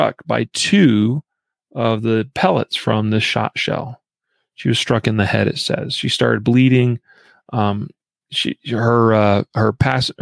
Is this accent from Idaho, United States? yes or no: yes; Idaho, United States; moved away; this comes from my home state.